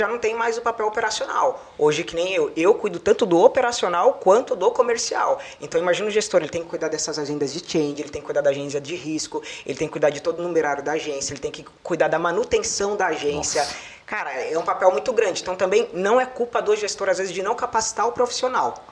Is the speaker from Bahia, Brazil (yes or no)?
yes; Jequié, Bahia, Brazil; now in São Paulo, Brazil; vim lá de Jequié, da Bahia, da cidade pequena